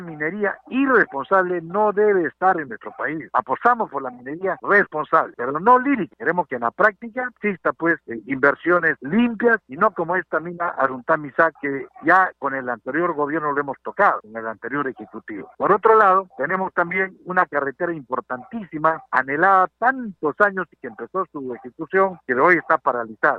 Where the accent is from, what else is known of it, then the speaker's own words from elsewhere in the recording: Peru; como ciudadano peruano